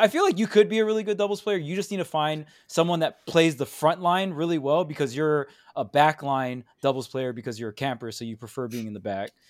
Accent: Hawaii, United States; I'm from Hawaii

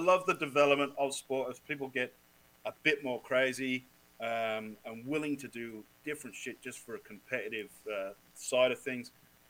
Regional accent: Australia; Quincy, we're from Australia.

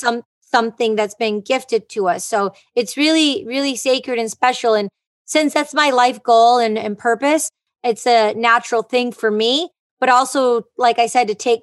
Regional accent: Detroit, Michigan, United States; moved away as an adult; I am from Detroit, Michigan

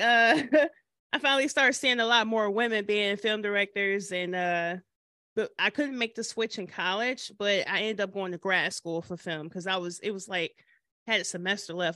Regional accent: Michigan, United States; now in Nashville, United States; I'm originally from Michigan

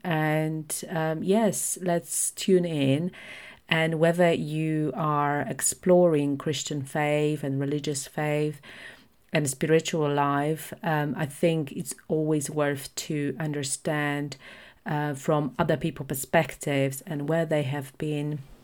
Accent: Poland; at that time, Poland was predominantly Catholic, so it still is, but it's shifting with more liber-, uh, liberal i-, ideologies. So, most of my friends went to church, we had religion at school

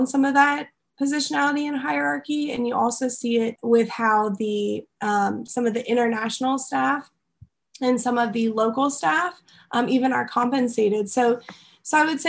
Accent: United States; moved away as an adult; also born or lived in Egypt; now in Taiwan; as a white American

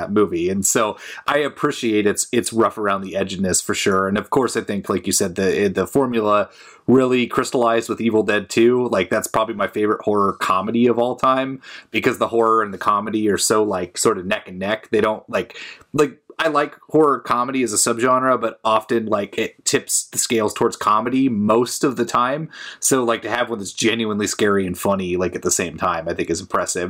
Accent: Portland, United States; I was back in my hometown, uh, Portland area

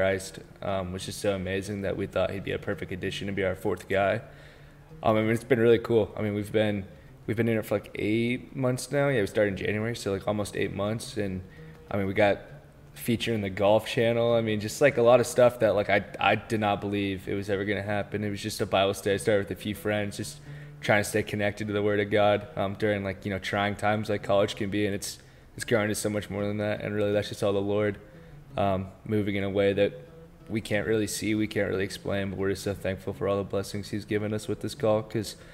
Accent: Marietta, Georgia, United States; I'm from Marietta, Georgia, born and raised

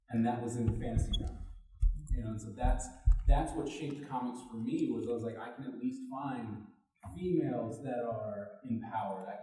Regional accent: Germany; moved away; I grew up in Germany

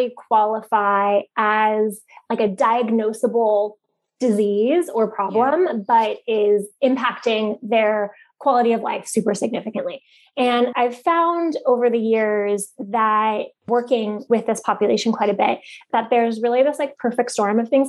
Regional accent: Bay Area, California, United States; also born or lived in San Francisco; now in San Diego, United States; I'm from the Bay Area and lived in San Francisco for a long time

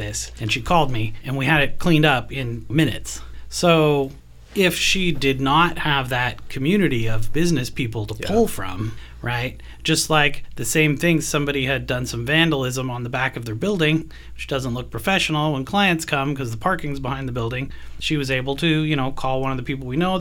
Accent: Canada; now in Hillsboro, United States; I'm from Canada

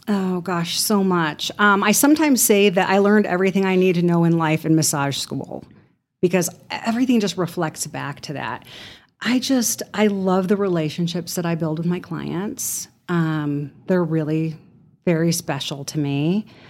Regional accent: Chicago, Illinois, United States; moved away as an adult; now in Amarillo, United States; I am originally from Chicago

